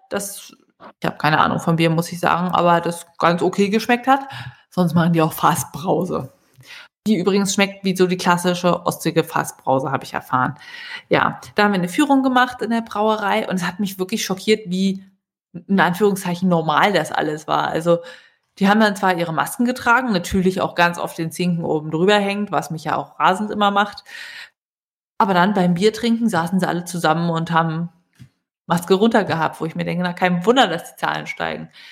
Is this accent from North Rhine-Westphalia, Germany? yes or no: no; Berlin, Germany; als äh, Berliner